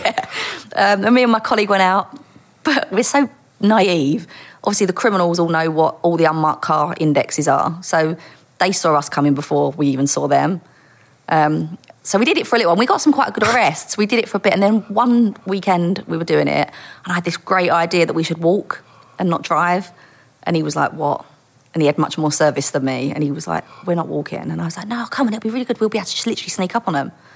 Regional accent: Dagenham, London, United Kingdom; I was born in East London and grew up in Dagenham.

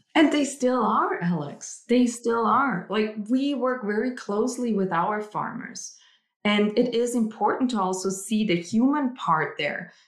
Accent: Austria; moved away; I'm originally from Austria

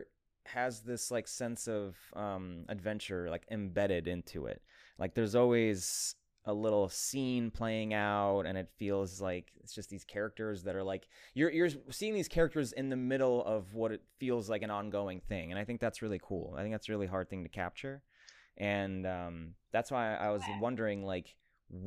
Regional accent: Ukraine; moved away; I'm from Ukraine originally

